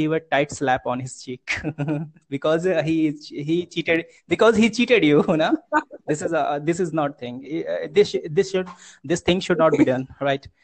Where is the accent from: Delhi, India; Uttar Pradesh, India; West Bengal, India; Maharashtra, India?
Uttar Pradesh, India; I'm from UP district, UP state, Uttar Pradesh